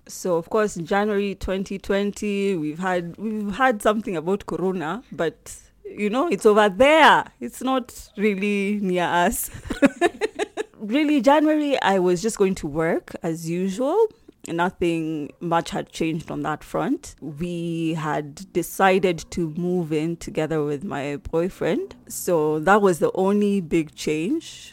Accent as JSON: {"language": "English", "region": "Nairobi", "country": "Kenya", "said": "I'm from Nairobi, Kenya"}